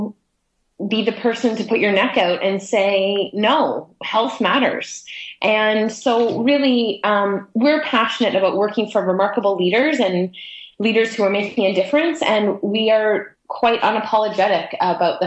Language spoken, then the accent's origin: English; Toronto, Ontario, Canada; now in Vancouver, Canada; I'm from Toronto on the east coast of Canada. And when I moved to the west coast